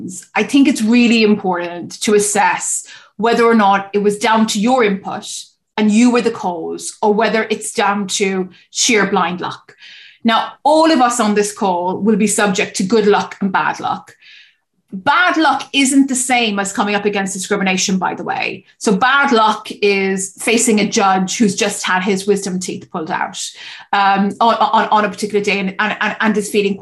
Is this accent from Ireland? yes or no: yes; Cork, Munster, Ireland; I stayed in my hometown in Cork to care for her